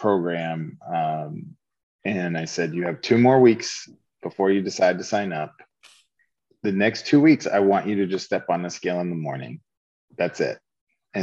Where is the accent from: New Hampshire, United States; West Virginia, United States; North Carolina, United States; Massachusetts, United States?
Massachusetts, United States; Lowell; accent: Boston; I grew up in Lowell, Massachusetts, blue collar Boston suburb. I used to talk like, all the Boston movies sound, you know. I didn't have an R anywhere in my words